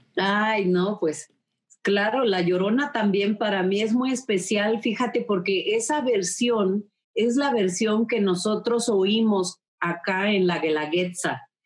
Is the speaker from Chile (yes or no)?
no; Oaxaca, Mexico; nosotros como oaxaqueños